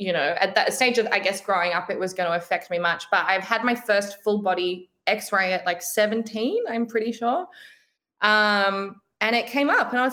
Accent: Brisbane, Queensland, Australia; I'm from Brisbane. So I like, that's kind of home

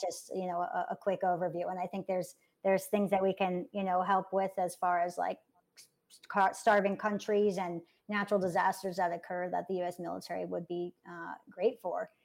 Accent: New York City, New York, United States; I'm from born and raised in New York City

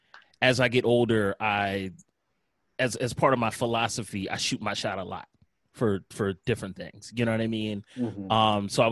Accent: Philadelphia, Pennsylvania, United States; I'm from Philly. I remember vividly what Philadelphia was like in the early and mid 90s, what our music scene was like.

